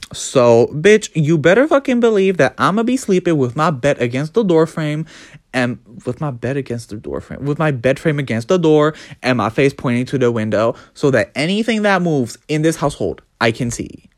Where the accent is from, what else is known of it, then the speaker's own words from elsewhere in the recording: United Kingdom; I'm British.